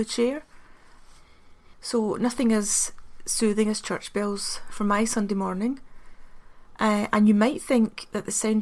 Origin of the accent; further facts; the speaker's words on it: Glasgow, Scotland, United Kingdom; I'm from Glasgow, and often growing up in Glasgow it seems as though there's only the Catholic and the Protestant.